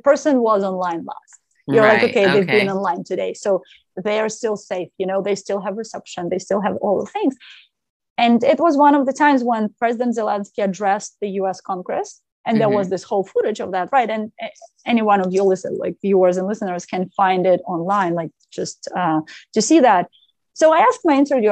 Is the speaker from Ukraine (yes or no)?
yes; Ukraine; moved away as an adult; now in San Francisco, United States; I grew up in Ukraine